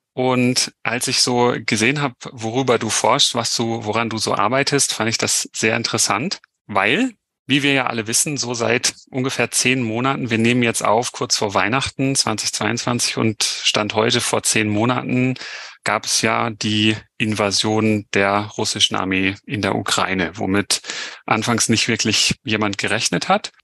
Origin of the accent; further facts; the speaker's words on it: Germany; den wir haben in Deutschland